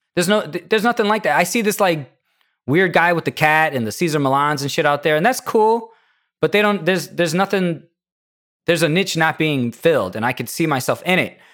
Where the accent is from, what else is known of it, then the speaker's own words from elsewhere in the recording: Indiana, United States; I'm from Indiana